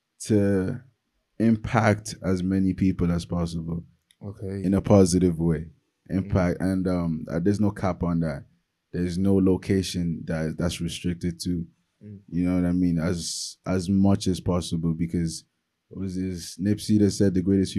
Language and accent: English; Nigeria; also born or lived in Cork, Ireland; now in Dublin, Ireland; I'm from Nigeria